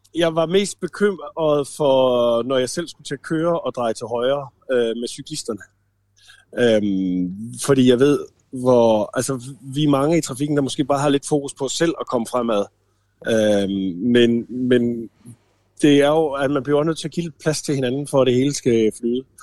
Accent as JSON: {"language": "Danish", "area": "the end of Randers Fjord", "region": "Central Denmark Region", "country": "Denmark", "tie": "born or raised there", "moved": "as an adult", "said": "i lokalområdet ude for enden af Randersjord, hvor jeg voksede op"}